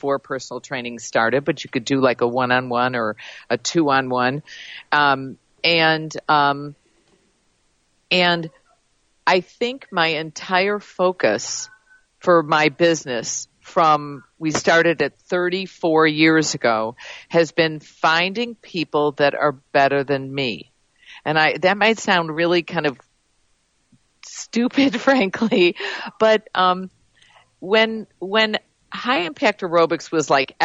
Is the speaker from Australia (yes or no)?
no; Chicago, Illinois, United States; we're both from Chicago.